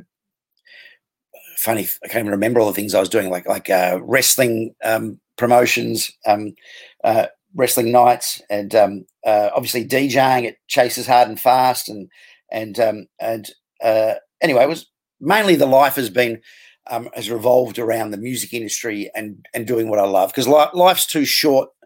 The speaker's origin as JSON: {"language": "English", "town": "Melbourne", "region": "Victoria", "country": "Australia", "tie": "born or raised there", "also_born_or_lived": "Sydney", "said": "I was born in Sydney, moved to Melbourne when I was very young, grew up in Cheltenham, went to Bowie North Primary and Bowie High School at first before moving across. My parents got separated, stayed with my dad, went to Wesley and Paran, growing up in Glen Waverley"}